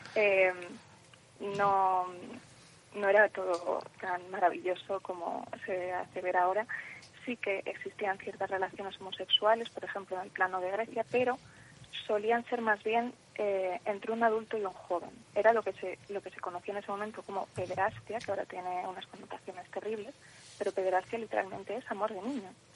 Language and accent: Spanish; Madrid, Community of Madrid, Spain; Madrid, que es de donde soy yo